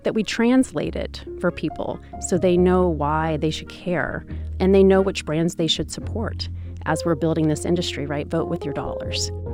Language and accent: English; Seattle, Washington, United States; I'm American. I never left Seattle